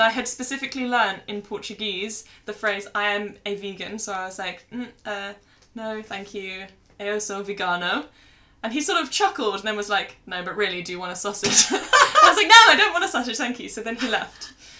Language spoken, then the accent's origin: English; England, United Kingdom; the girl realised that we're English